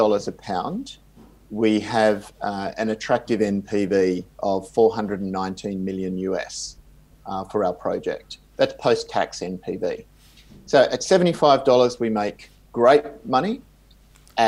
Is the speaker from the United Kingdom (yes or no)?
no; Perth, Western Australia, Australia; moved away; also born or lived in Swakopmund, Namibia; my hometown of Perth in Australia